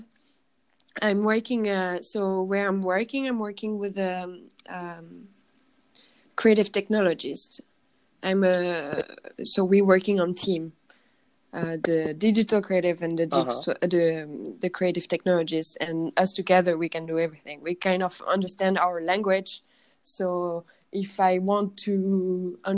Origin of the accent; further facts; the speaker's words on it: Paris, Île-de-France, France; English is a second language; moved away as an adult; now in Berlin, Germany; I'm from Paris. I grew up in Paris, but I'm Polish from my family